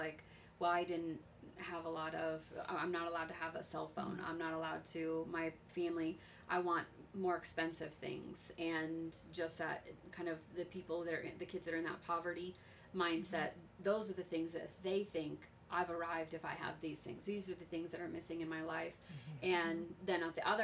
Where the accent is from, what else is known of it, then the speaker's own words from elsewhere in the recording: Las Vegas, Nevada, United States; I was raised in Vegas where gang mentality was a huge